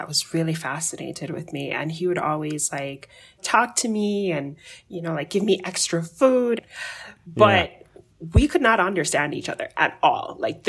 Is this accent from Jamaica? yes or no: yes; Jamaica; So I grew up in Jamaica, you know, I mentioned that earlier, but like Jamaica is really culturally diverse